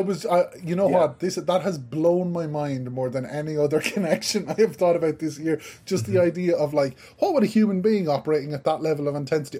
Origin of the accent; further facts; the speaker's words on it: Ireland; I'm from Ireland